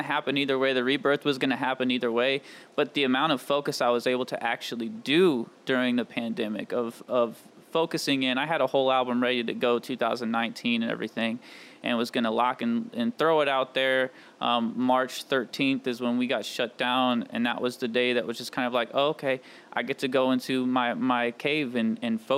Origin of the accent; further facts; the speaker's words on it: St. Louis, United States; I'm born and raised in St. Louis, Missouri, on the east side, over in Illinois.